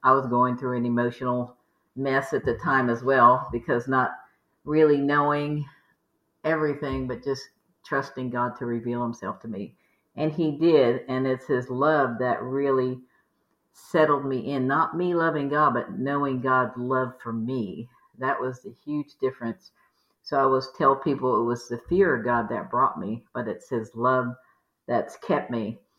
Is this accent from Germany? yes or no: no; Maryland, Virginia, East Coast, United States; now in Houston, United States; We grew up in the East Coast, Maryland, Virginia